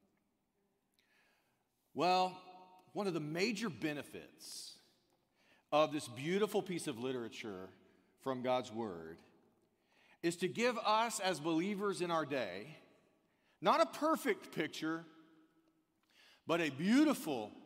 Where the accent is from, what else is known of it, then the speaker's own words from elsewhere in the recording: United States; as an American